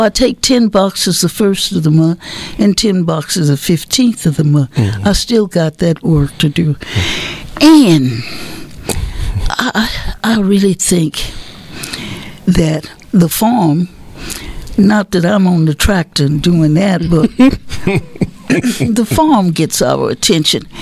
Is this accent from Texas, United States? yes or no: yes; Marshall, Texas, United States; I was born in Marshall.